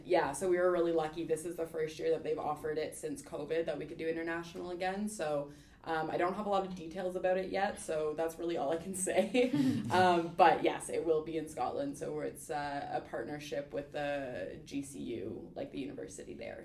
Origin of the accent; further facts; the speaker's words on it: Ontario, Canada; moved away as an adult; now in Halifax, Canada; I am from Ontario originally